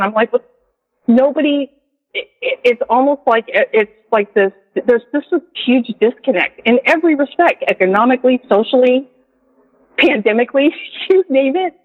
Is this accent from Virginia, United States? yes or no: no; California, United States; now in Jarrell, Texas, United States; I'm from California originally